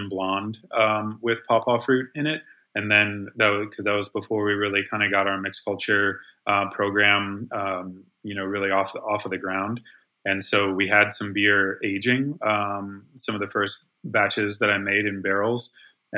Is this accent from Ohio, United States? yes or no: yes; Ohio, United States; now in North Carolina, United States; I grew up in Ohio